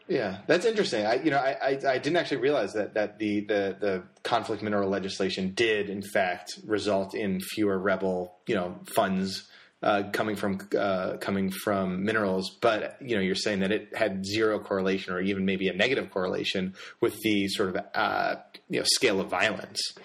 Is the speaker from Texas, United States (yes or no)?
no; Connecticut, United States; I grew up in Connecticut